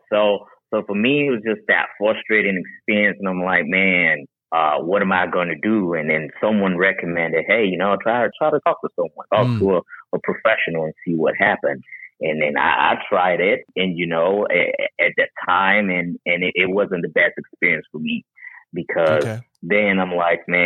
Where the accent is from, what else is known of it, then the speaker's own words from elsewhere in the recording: Charleston, South Carolina, United States; also born or lived in Haiti; Originally, I'm from Haiti. Grew up in Charleston, South Carolina